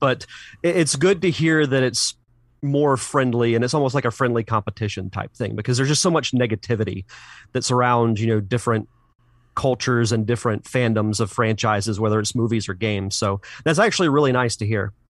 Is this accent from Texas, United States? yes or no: no; Pensacola, Florida, United States; I'm from Pensacola, Florida